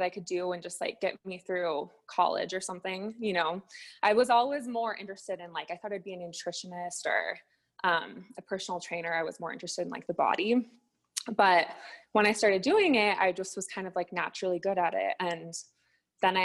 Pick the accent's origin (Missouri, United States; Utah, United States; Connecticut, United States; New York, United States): Utah, United States; Salt Lake City; I'm from Salt Lake City, Utah